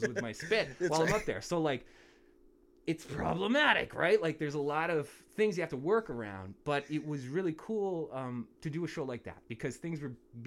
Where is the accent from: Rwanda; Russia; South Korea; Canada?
Canada; Niagara, Ontario; those of us growing up in the area